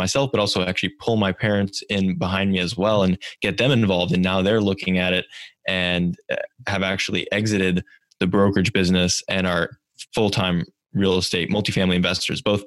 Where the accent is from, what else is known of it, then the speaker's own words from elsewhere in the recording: Silicon Valley, California, United States; growing up in Silicon Valley